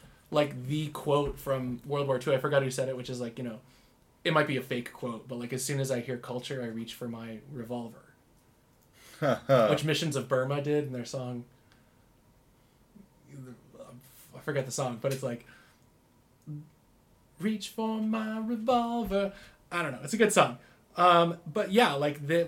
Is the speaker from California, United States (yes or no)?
no; Michigan, United States; now in Utah, United States; I didn't grow up in Utah, I grew up in Michigan